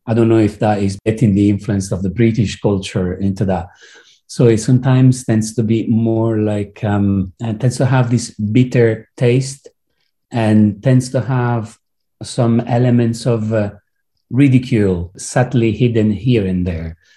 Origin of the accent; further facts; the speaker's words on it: Rome, Lazio, Italy; now in London, United Kingdom; I was born in Rome, obviously with all whatever it means from the point of view of the belief and Catholicism. But then I moved to London